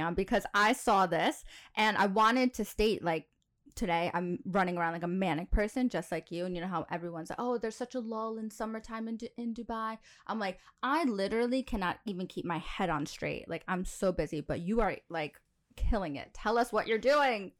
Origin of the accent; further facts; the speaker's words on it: New York, United States; moved away as an adult; now in United Arab Emirates; I'm from New York